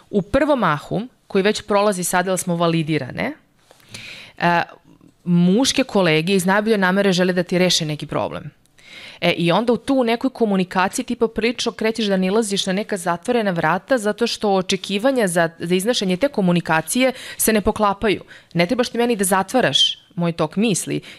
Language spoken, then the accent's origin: Croatian; Serbia; moved away as an adult; also born or lived in Norway